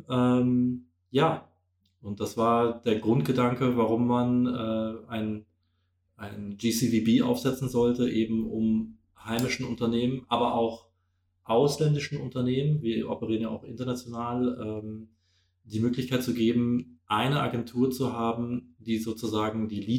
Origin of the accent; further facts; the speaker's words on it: Germany; now in Vienna, Austria; Ich bin äh, Deutscher, seit zwei Jahren in Wien, zweieinhalb vielmehr. Ich bin hier äh, Anfang 2019 hergekommen